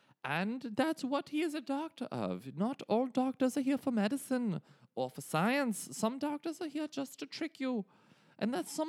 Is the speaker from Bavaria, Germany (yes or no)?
yes; Bavaria, Germany; but I grew up in Germany in the 70s and in the 80s was most of the time that I spent as an adolescent boy in Bavaria.